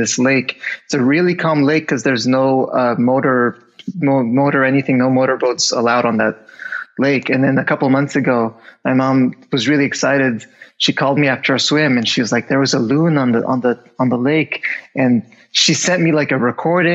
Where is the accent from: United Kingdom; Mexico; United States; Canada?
Canada; I grew up in Canada.